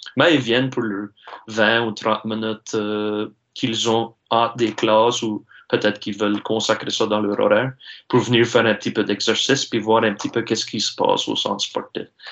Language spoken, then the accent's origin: French; Saulnierville, Nova Scotia, Canada; je suis natif ici de la Baie-Sainte-Marie, ça fait que je suis natif de Saunéville, j'habite à Pointe-de-l'Église.